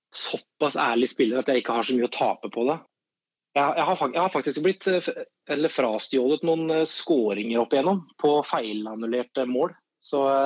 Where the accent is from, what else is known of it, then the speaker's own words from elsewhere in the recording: Skien, Telemark, Norway; now in Oslo, Norway; der jeg kommer fra i Skien